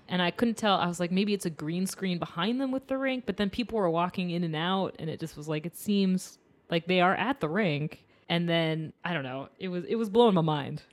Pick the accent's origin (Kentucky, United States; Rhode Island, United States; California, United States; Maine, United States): Maine, United States; I'm from Maine, so it's very cold and dark